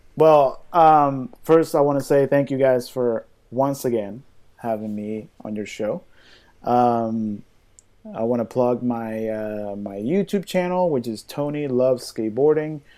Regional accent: Venezuela; now in United States

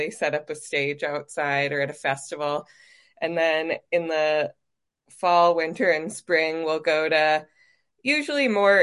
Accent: Colorado, United States; accent: Minnesota; also born or lived in St. Cloud, Minnesota; I wasn't born here, but I pretty much grew up here

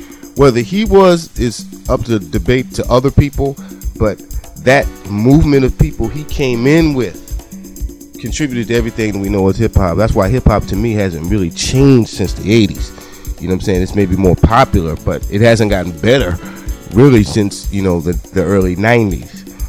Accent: New Jersey, United States; I was born in Jersey

